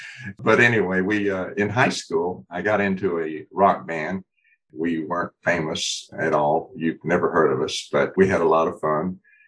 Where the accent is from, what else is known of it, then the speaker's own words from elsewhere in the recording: Laredo, Texas, United States; Yeah, born in Laredo, right on the border of the Mexican and Texas countries, of course, and stayed there a couple of years.